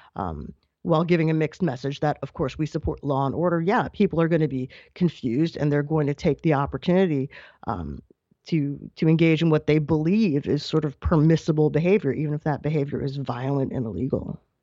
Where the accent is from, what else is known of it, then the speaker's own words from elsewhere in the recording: New York, United States; my home state of New York